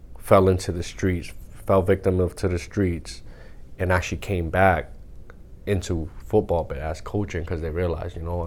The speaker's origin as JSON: {"language": "English", "town": "Lynn", "region": "Massachusetts", "country": "United States", "tie": "born or raised there", "said": "growing up in Lynn, there's a bunch of schools in Lynn"}